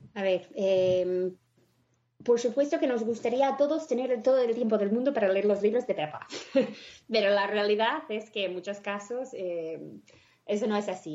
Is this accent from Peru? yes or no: no; United States; Spanish is a second language; moved away as an adult; now in Spain; yo soy de Estados Unidos, vine a España hace 15 años mm, para estudiar